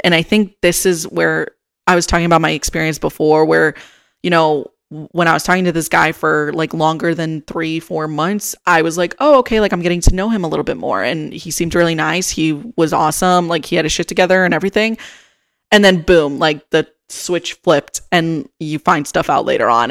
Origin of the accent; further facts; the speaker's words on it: Chicago, Illinois, United States; moved away as an adult; now in Austin, United States; I'm originally from Chicago